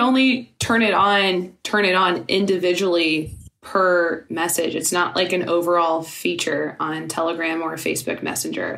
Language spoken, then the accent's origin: English; Louisiana, United States; I'm from Louisiana. I live half the year there.